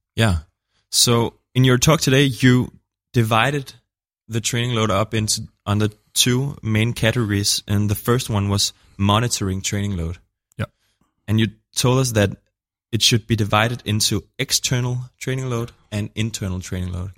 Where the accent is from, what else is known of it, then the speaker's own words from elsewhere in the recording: Denmark; I'm from Denmark